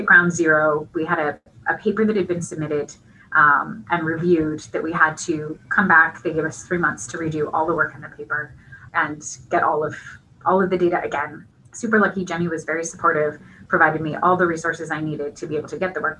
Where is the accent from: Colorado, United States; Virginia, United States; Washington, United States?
Washington, United States; moved away as an adult; now in Pittsburgh, United States; we moved to the West Coast to Washington State, where I grew up and spent most of my time